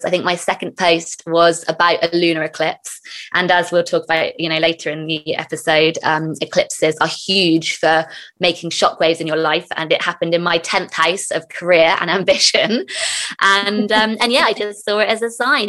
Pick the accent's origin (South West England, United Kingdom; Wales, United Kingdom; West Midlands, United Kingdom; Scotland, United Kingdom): South West England, United Kingdom; near Glastonbury; when I was younger, we grew up near Glastonbury, the town